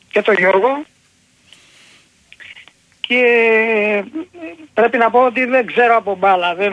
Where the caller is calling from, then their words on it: Corfu, Ionian Islands, Greece; από την Κέρκυρα και παίρνω για πρώτη φορά.